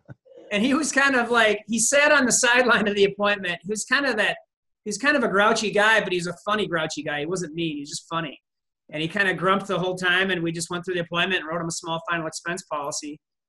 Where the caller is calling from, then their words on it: West St. Paul, Minnesota, United States; I'm calling from West St. Paul, Minnesota, which is south of St. Paul